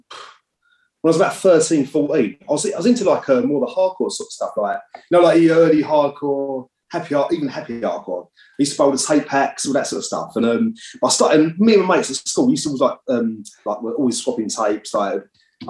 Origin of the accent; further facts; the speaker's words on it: Essex, East of England, United Kingdom; I'm from Essex